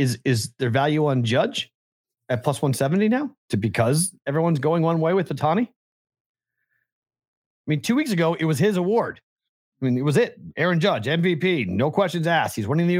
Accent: East Coast, United States; Because growing up on the East Coast, people would talk about the Premier League.

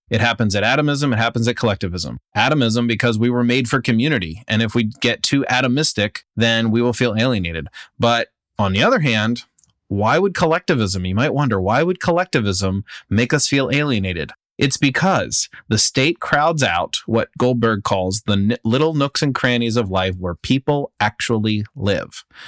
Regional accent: United States; I'm speaking as an American citizen

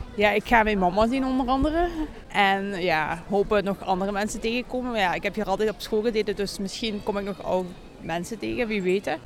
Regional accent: Riemst-Vroenhoven/Valmeer, Flanders, Belgium; Van Riemsvalmeer

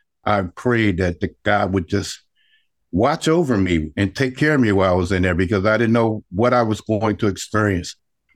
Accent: Alabama, United States; you know, I grew up in Alabama during the 1960s at the beginning of the civil rights movement.

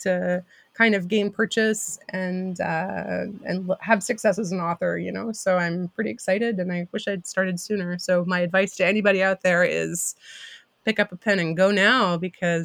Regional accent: Sarnia, Ontario, Canada; I was at Sarnia Christian School, which is a grade school in my hometown

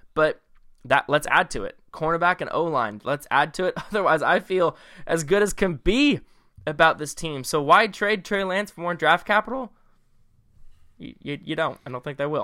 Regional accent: Bay Area, California, United States; we're from the Bay Area

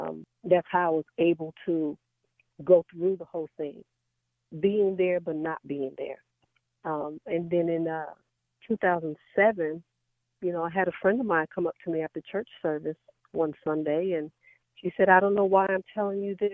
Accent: New York City, New York, United States; now in Dallas, United States; Born and raised in the Bronx, New York, with my mom and my dad and my two sisters.

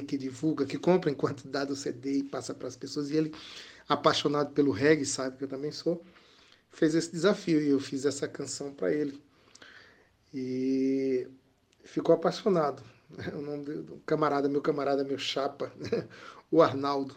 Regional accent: Campina Grande, Paraíba, Brazil; now in João Pessoa, Brazil; Campina Grande, né? a cidade onde eu nasci, em origem, e a cidade que eu adotei para morar

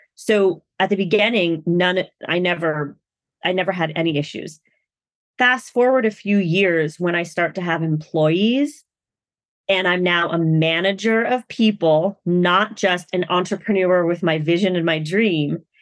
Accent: United States; I'm Asian American, so I'm also a woman of color.

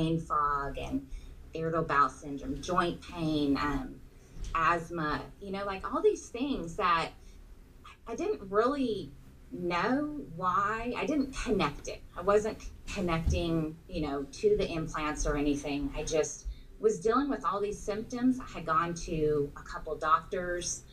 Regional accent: Southern California, United States; moved away as an adult; now in Texas, United States; We're originally from Southern California

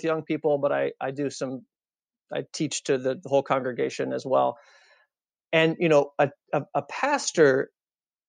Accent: Austin, Texas, United States; moved away as an adult; also born or lived in Chicago; I grew up in Austin, Texas

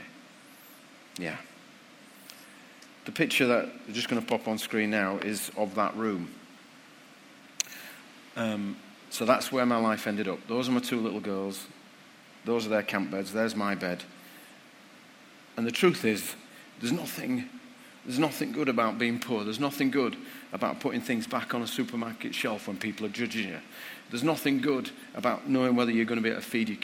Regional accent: Bradford, Yorkshire and the Humber, United Kingdom; my hometown of Bradford

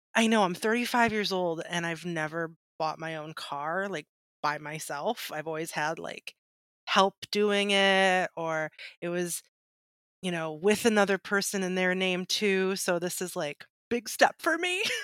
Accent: Michigan, United States; I'm from Michigan and like car capital

